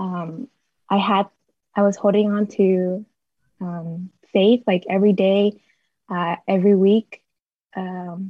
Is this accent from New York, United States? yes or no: no; Boston, Massachusetts, United States; moved away as an adult; also born or lived in Bay Area, California; I'm originally from Boston